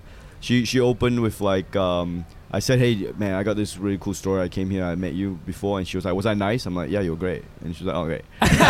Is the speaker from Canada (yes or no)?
no; Malaysia; also born or lived in Australia; now in United States; Like, yeah, I'm from Malaysia.